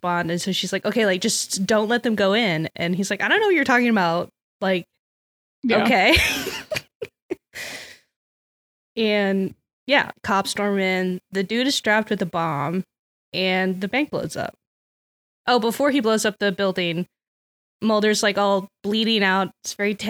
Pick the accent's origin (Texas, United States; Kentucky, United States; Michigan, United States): Texas, United States; as a Texan